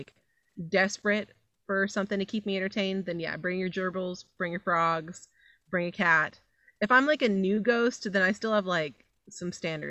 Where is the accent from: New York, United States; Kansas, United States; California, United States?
California, United States; San Jose; moved away; I'm originally from San Jose, California, so that might just be a weird local thing that we do.